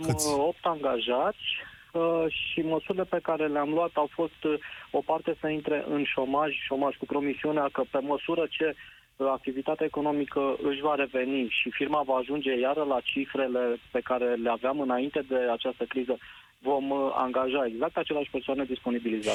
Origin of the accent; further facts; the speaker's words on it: Brașov, Brașov County, Romania; eu sunt din Brașov